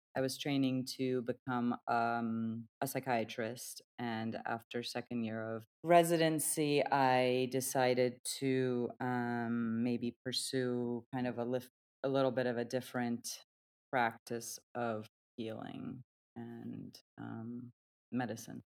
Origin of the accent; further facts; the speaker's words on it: Turkey; I was born and raised in Turkey